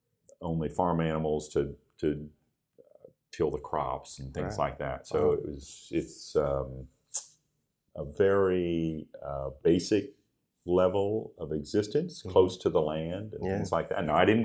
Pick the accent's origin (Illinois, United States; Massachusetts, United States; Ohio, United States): Ohio, United States; Dalton; moved away; from northeastern Ohio, a very small town called Dalton. It's up near the Akron-Canton area, northeastern Ohio, and I grew up there.